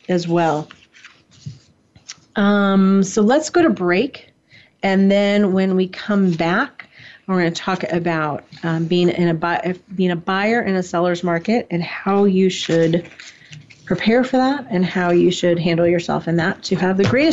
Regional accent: San Mateo, California, United States; now in Monroe County, United States; I was born in San Mateo

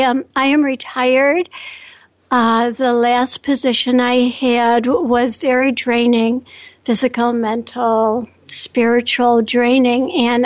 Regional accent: Chicago, Illinois, United States; I'm from the northern suburbs of Chicago, and I am just so grateful to be here.

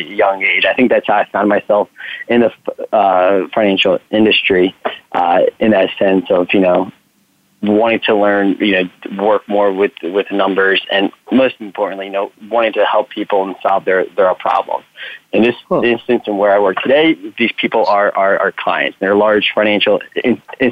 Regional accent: New Jersey, United States; also born or lived in Philadelphia; I'm from the Northeast, born in New Jersey

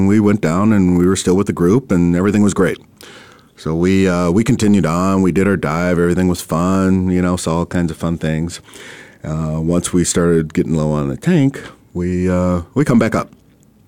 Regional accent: Minnesota, United States; now in Arizona, United States; I'm originally from Minnesota

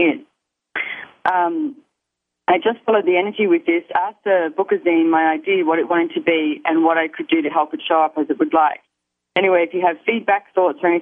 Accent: Australia; accent: Aussie; my Aussie accent

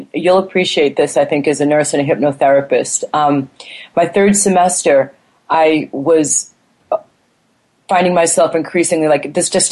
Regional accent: Boston, Massachusetts, United States; moved away as an adult; also born or lived in California / Taiwan; I grew up in Boston as a strong, raised to be a strong, confident, independent woman.

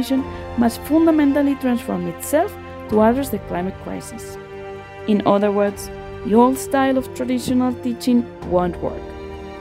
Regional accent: Spain; I am from Spain

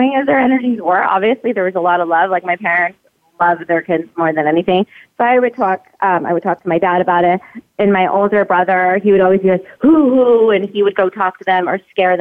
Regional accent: San Jose, California, United States; moved away as an adult; also born or lived in Baton Rouge, Louisiana; now in Las Vegas, United States; So I was basically raised in San Jose, Los Gatos area. Grew up there

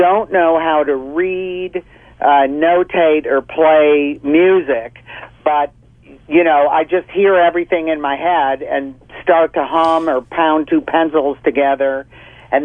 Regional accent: Detroit, Michigan, United States; I grew up in Detroit in the 50s and 60s

